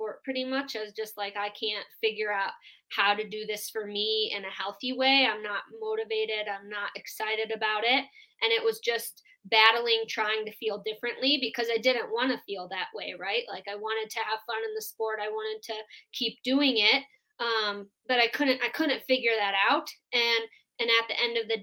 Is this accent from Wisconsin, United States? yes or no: yes; Wisconsin, United States; moved away as an adult; now in Colorado Springs, United States; I'm from Wisconsin originally, but when I finished college at Marion University, right when I graduated, I moved out to Colorado as fast as I could